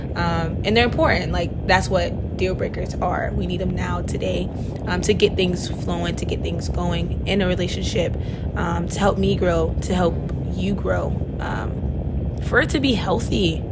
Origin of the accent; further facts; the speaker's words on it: Palm Beach County, Florida, United States; now in Miami, United States; I am from Palm Beach County, the good old 561. But my family's from Haiti